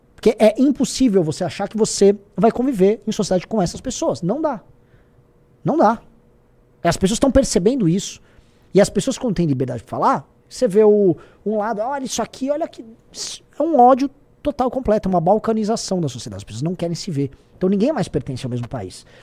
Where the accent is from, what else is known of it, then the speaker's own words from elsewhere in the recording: Brazil; como nós brasileiros